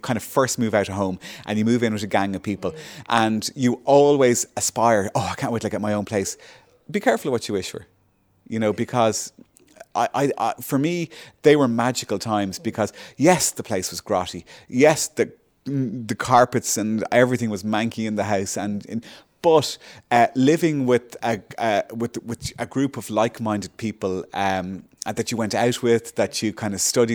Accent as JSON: {"language": "English", "country": "Ireland", "tie": "born or raised there", "said": "growing up in Malaga, when I was in college, you'd come home"}